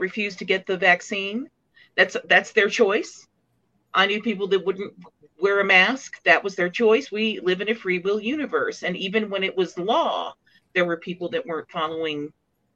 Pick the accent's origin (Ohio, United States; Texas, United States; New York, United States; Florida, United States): Texas, United States; Dallas; I grew up in Dallas